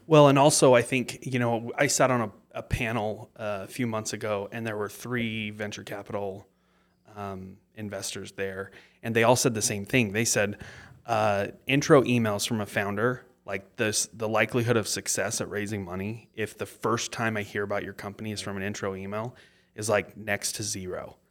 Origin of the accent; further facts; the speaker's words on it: Mapleton, Utah, United States; I was born in Mapleton and I live in Mapleton still.